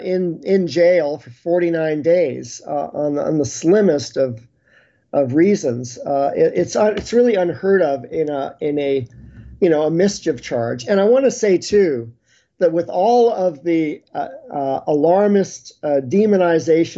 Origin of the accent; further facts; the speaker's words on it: Canada; as a Canadian